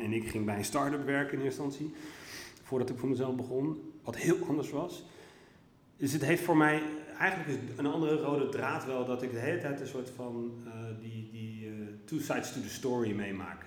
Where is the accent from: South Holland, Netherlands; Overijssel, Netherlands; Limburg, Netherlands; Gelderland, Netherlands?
South Holland, Netherlands; Ter Aar; moved away; also born or lived in Leiderdorp / Vlissingen / Hilversum; ik heb mijn grootste tijd, eh, deel van de tijd eh, gewoond in het pittoreske dorpje Ter Aar, vlakbij Nieuwkoop en Alphen aan de Rijn, Zuid-Holland.